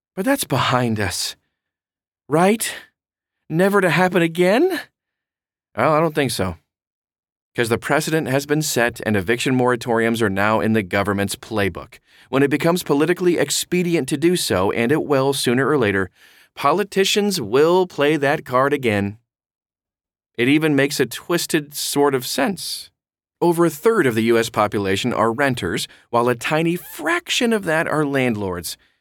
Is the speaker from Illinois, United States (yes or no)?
no; Baltimore, Maryland, United States; moved away; I hail from Baltimore originally, and I cut my teeth there as a real estate investor